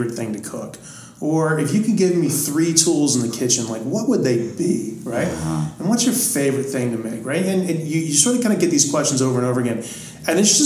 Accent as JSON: {"language": "English", "town": "Greenville", "region": "South Carolina", "country": "United States", "tie": "born or raised there", "also_born_or_lived": "New York City", "moved": "as an adult", "lives_now": "Marin County, United States", "said": "I started washing dishes in the nicest restaurant in my hometown of Greenville, South Carolina."}